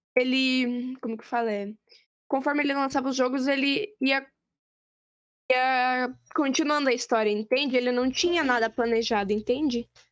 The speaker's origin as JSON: {"language": "Portuguese", "country": "Brazil", "said": "a gente é do Brasil"}